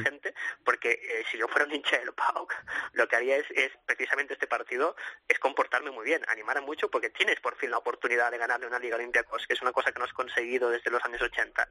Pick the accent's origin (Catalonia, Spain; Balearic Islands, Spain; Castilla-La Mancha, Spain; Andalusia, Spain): Catalonia, Spain; Sabadell; los dos somos de Sabadell